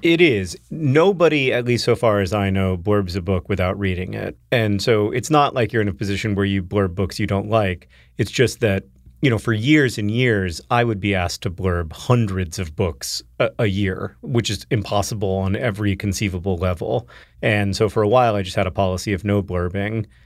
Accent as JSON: {"language": "English", "region": "the South", "country": "United States", "tie": "born or raised there", "said": "growing up in the South"}